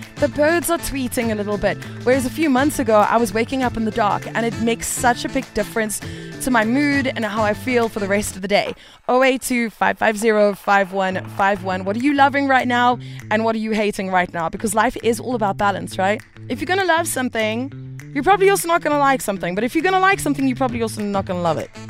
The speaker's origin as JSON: {"language": "English", "country": "South Africa", "said": "as a South African, we've probably all got a number of friends or family who have left"}